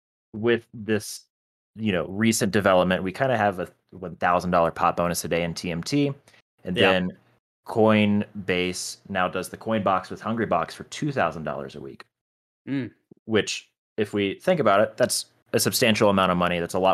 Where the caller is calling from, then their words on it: Denver, Colorado, United States; I'm calling in from the beautiful city of Denver, Colorado.